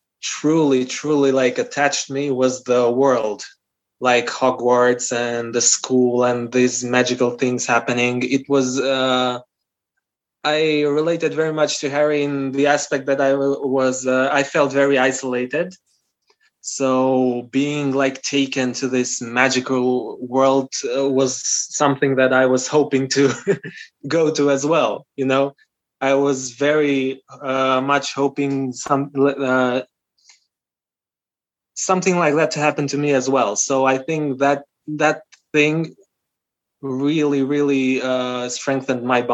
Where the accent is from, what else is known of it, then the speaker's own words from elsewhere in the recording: North Macedonia; first language Albanian; English is a second language; because I'm from North Macedonia. The official language in North Macedonia is Macedonian. It's a Slavic language. But I come from the Albanian community, so I'm a different nationality. And my mother tongue is Albanian.